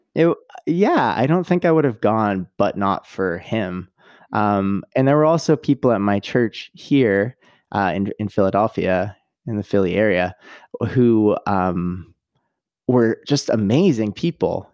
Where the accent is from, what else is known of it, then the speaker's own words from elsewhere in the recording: Canada; now in United States; I'm originally Canadian